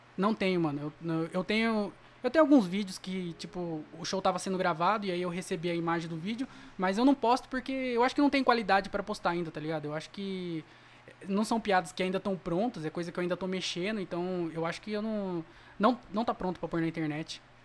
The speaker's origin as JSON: {"language": "Portuguese", "town": "Jundiaí", "region": "São Paulo", "country": "Brazil", "tie": "born or raised there", "lives_now": "Várzea Paulista, Brazil", "said": "Nasci em Jundiaí, mas eu moro na Varsa"}